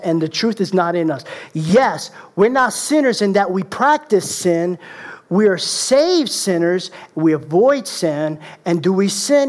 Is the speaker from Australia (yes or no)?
no; Puerto Rico; I'm the Puerto Rican leprechaun.